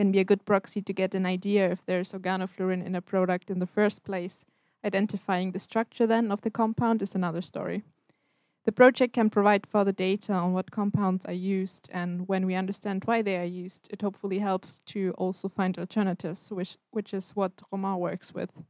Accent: Germany; moved away as an adult; now in Stockholm, Sweden; I'm from Germany.

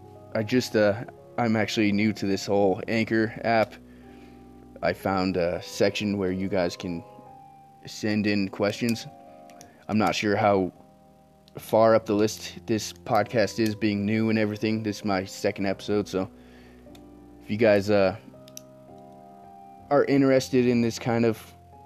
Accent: Denver, Colorado, United States; I was born and raised in Denver, Colorado

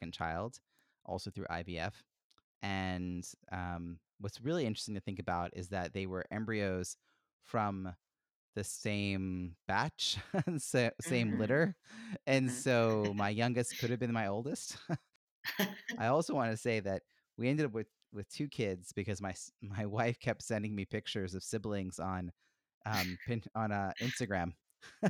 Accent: Long Island, New York, United States; moved away as an adult; now in Boston, United States; grew up in New York City on Long Island

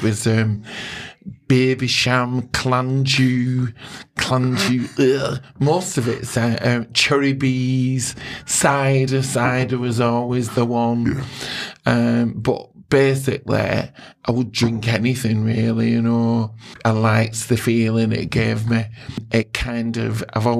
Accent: Oldham, North West England, United Kingdom; I'm from Oldham. I was born and bred in Oldham

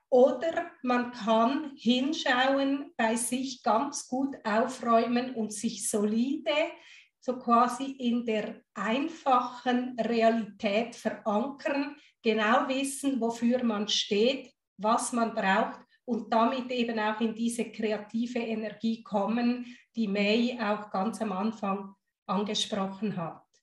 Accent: Guatemala; born there; Ich habe ja italienische Wurzeln, ich habe deutsche Wurzeln, ich bin in Guatemala geboren.

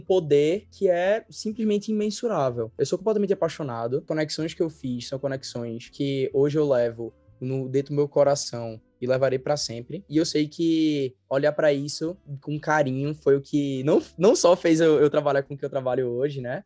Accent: Recife, Pernambuco, Brazil; eu sou de Recife. Todo mundo percebe, né, por conta do sotaque e tudo mais

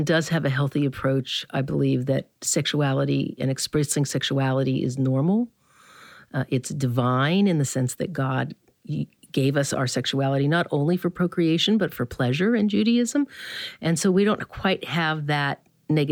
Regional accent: the South, United States; I grew up in the South

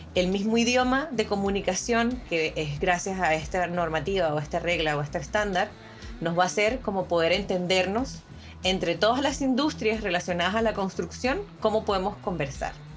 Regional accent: Venezuela; moved away as an adult; now in Chile; yo vengo de Venezuela, yo soy venezolana, ¿no? Eh, tengo seis años acá en Chile

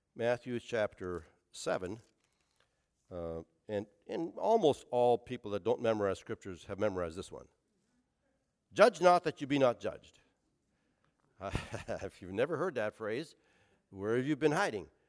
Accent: Canada; now in Portsmouth, United States; as a Canadian hockey player

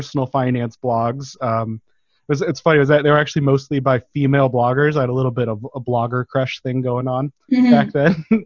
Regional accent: Denver, Colorado, United States; moved away as an adult; also born or lived in Portland; now in Southern California, United States; I grew up in Denver

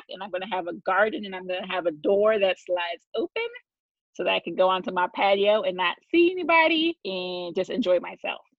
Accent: Oklahoma City, Oklahoma, United States; also born or lived in Washington, D.C.; My parents divorced when I was very young, and we moved around a lot. So I'm from Oklahoma City. I'm not from DC. That is my second home.

